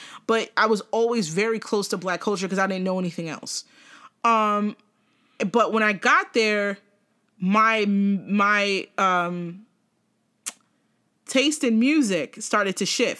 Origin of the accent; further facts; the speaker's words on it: South River, New Jersey, United States; When I grew up in South River was a predominantly Portuguese town, okay? Portuguese and Brazilian and some black, very